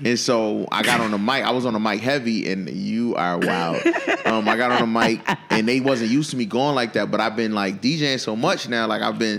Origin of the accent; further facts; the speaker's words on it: Buffalo, New York, United States; moved away as an adult; also born or lived in Baltimore; I was fresh from Buffalo